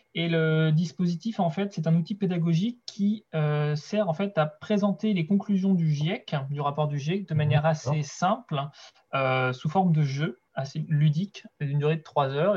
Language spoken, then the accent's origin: French; Brittany, France; moved away as an adult; also born or lived in Angers; now in Segré, France; je suis originaire de Bretagne à la base